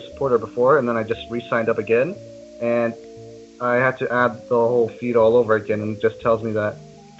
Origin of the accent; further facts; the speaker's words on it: Canada; I'm from Canada.